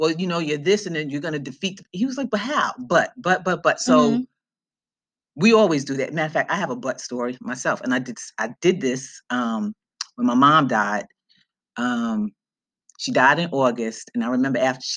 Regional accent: New York City, New York, United States; I'm from Brooklyn. I grew up in Brooklyn

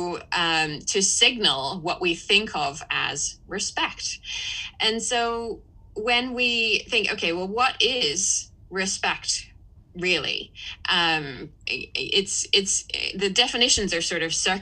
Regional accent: England, United Kingdom; as an English person growing up in a house where please and thank you was certainly very important

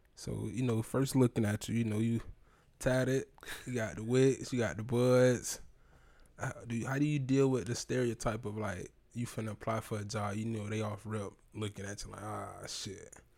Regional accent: Tampa, Florida, United States; growing up, I'm from Sulphur Springs

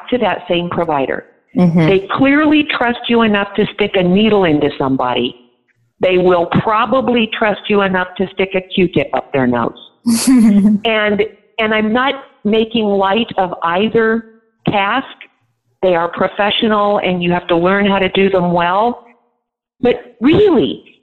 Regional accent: Nebraska, United States; my state, I'm from Nebraska

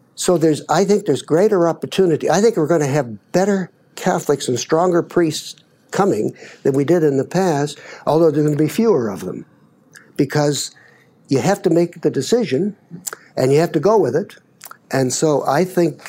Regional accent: Baker City, Oregon, United States; moved away; I grew up in Baker, Oregon, Baker City, it's called now

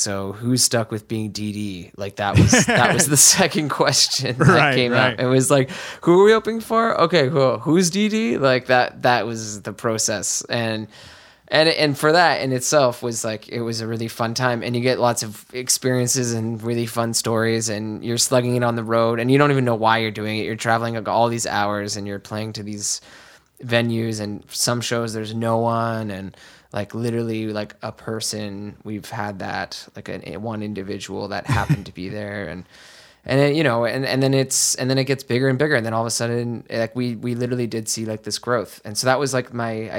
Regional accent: Mississauga, Ontario, Canada; I grew up in Mississauga

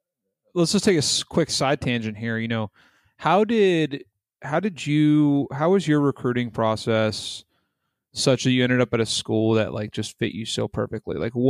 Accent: Northern Virginia, United States; and I'm from Northern Virginia.

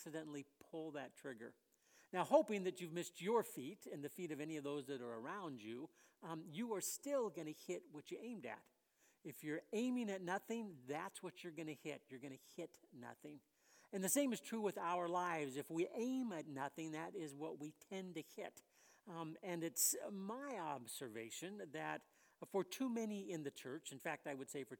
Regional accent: West Covina, California, United States; moved away; I grew up in the Southern California area

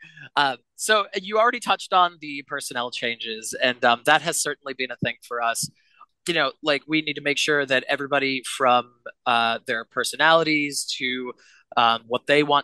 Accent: Boston, Massachusetts, United States; Eddie and I were great friends growing up around the Berklee College of Music area

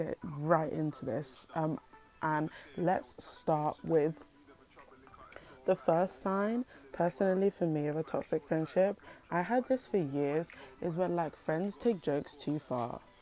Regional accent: United Kingdom; I'm British

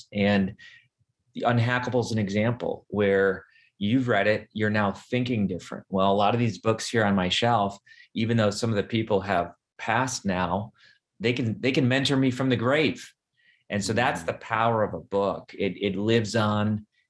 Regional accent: Wisconsin, United States; moved away as an adult; also born or lived in Ohio; I grew up in Wisconsin.

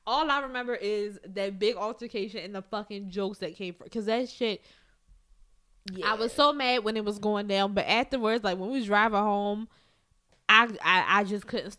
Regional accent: Baltimore, Maryland, United States; I'm from West Baltimore. I cut people.

